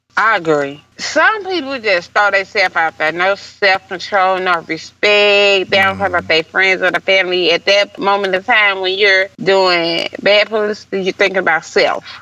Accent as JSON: {"language": "English", "town": "St. Louis", "region": "Missouri", "country": "United States", "said": "I'm from St. Louis"}